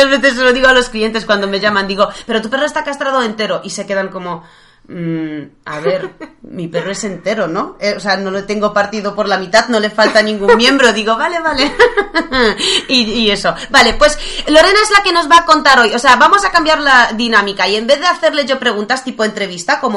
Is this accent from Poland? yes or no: yes; Poland; Spanish is a second language; Todos saben que soy polaca, así